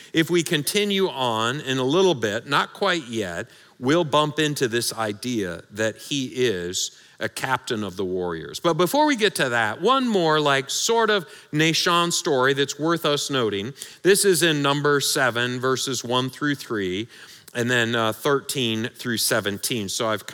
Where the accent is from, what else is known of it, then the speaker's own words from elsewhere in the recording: Michigan, United States; I'm from Michigan